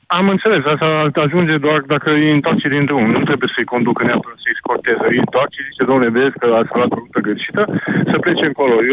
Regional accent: Romania; Noi, ca români, suntem bai de capul nostru.

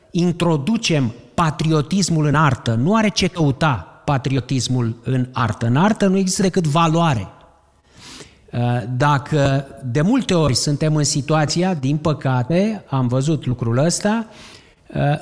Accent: Romania; Pentru că suntem români și Constantin Brâncuș a fost și el român și este?

